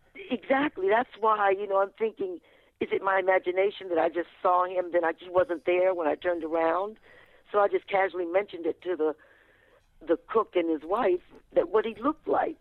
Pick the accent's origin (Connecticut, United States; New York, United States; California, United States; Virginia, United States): Virginia, United States; Fredericksburg; I was born and raised in Fredericksburg, Virginia.